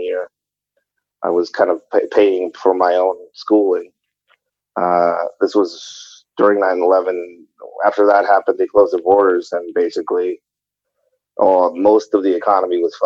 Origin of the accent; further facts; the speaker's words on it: Tijuana, Baja California, Mexico; moved away as an adult; now in United States; I was born in Tijuana, Mexico.